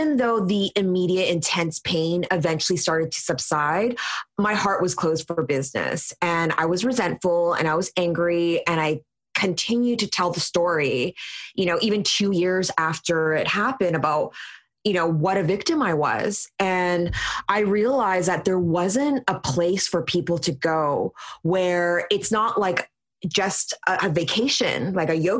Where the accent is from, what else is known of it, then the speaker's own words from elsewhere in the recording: Vancouver, British Columbia, Canada; born and raised in Vancouver